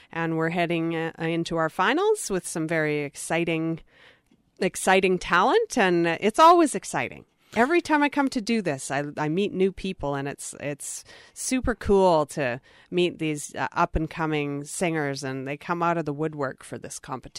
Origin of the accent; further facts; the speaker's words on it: Penny, British Columbia, Canada; now in Vancouver, Canada; I live in Vancouver now, but I am originally from the Prince George area, from Penny.